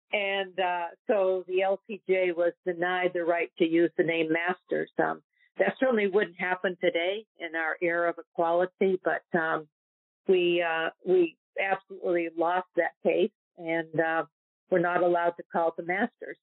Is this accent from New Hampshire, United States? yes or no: yes; New Hampshire, United States; I grew up in New Hampshire